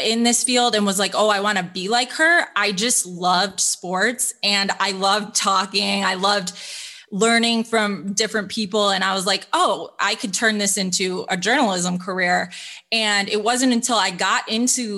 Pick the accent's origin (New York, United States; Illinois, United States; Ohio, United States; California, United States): Illinois, United States; growing up in Illinois